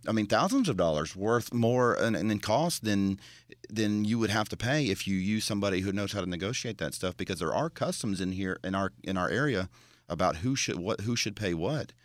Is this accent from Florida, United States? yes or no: yes; Florida, United States; moved away; I'm from Florida